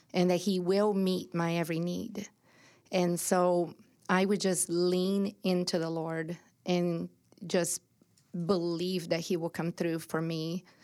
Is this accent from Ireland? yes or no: no; Brazil; moved away as an adult; now in United States; I was born and raised in Brazil